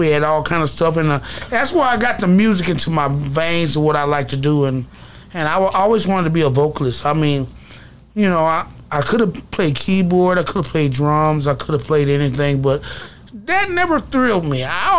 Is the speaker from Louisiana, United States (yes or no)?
yes; Pine Grove, Louisiana, United States; also born or lived in Colorado / Baton Rouge, Louisiana; I'm from Pine Grove, Louisiana.